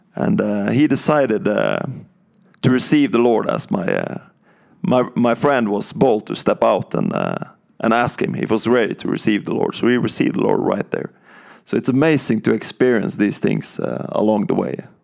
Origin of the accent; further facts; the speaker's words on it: countryside outside Bergen, Vestland, Norway; moved away as an adult; I'm from Norway and, um, I grew up, uh, on the countryside of Norway, uh, outside Bergen